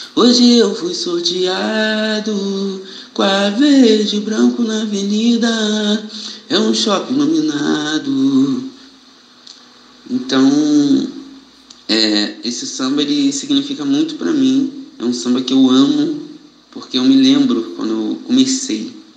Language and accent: Portuguese; Niterói, Rio de Janeiro, Brazil; sou morador de Niterói, sou nascido e criado no Cubango.